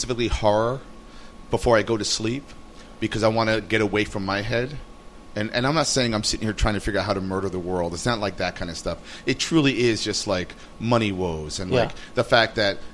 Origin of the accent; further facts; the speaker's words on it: New York, United States; also born or lived in Brooklyn; when I grew up in Manhattan, and I moved here 18 years ago